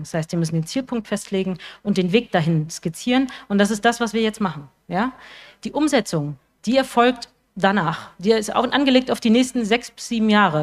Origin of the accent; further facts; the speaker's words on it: Rostock, Mecklenburg-Vorpommern, Germany; uns Rostocker und Rostockerinnen